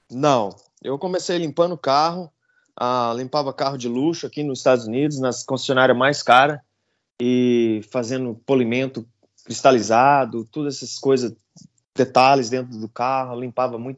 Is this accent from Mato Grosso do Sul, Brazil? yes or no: yes; Campo Grande, Mato Grosso do Sul, Brazil; moved away as an adult; now in United States; eu sou um cara simples, venho de Campo Grande, Mato Grosso do Sul, pantaneiro.